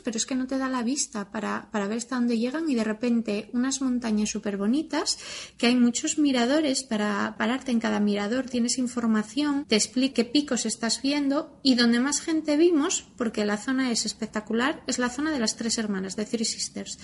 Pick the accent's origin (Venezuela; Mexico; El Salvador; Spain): Spain; Asturias; accent: Asturian; soy de Asturias, soy asturiana. El acento me va a delatar en algún momento